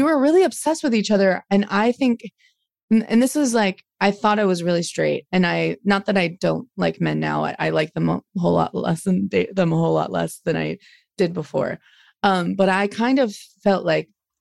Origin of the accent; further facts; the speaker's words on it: Dayton, Ohio, United States; also born or lived in Cleveland, Ohio; Born in Cleveland, but then I grew up in Dayton